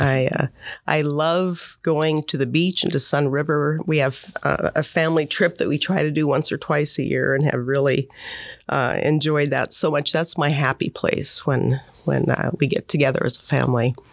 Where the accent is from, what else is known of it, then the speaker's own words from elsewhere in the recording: Monmouth, Oregon, United States; also born or lived in Portland, Oregon; I grew up in Monmouth.